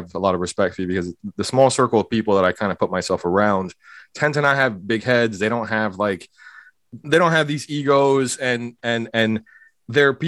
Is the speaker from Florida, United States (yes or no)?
yes; Hialeah, Florida, United States; I'm growing up in a place called Hialeah, Florida